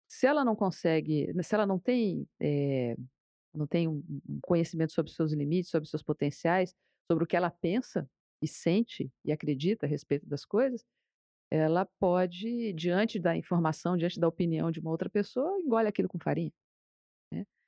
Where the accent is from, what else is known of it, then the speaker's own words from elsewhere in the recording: Brazil; A gente, né, brasileiro